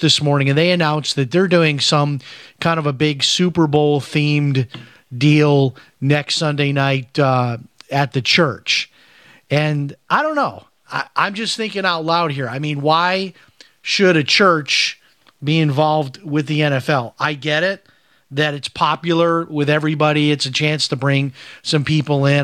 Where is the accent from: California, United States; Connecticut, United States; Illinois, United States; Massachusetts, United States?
Illinois, United States; Chicago; moved away as an adult; now in Florida, United States; I grew up in Chicago